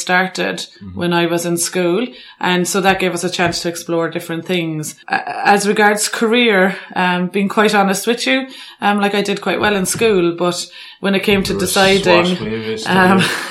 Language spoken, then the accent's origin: English; Cobh, Munster, Ireland; moved away as an adult; now in Londiani, Kenya; I am originally from Cobh in County Cork. I now live in Kenya in a place called Londiani.